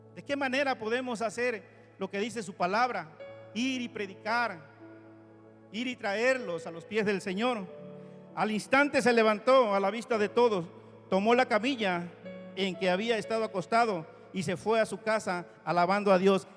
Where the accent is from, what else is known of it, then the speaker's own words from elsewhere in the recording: Oaxaca, Mexico; conocí a una amiguita de mi pueblo en este lugar, en Oaxaca, Crecimos juntos, estudiamos la primaria juntos